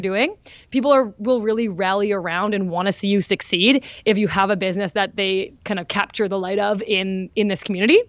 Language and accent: English; Winnipeg, Manitoba, Canada; my hometown